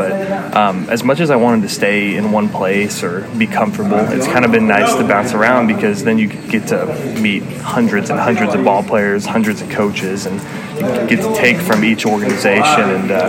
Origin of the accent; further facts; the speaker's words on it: Corpus Christi, Texas, United States; also born or lived in Canada; and raised there in Edmonton, Alberta. And then when they had me and my brother, he's 2 years older than I am, they just decided they wanted to change the scenery, so they moved us down to Corpus Christi.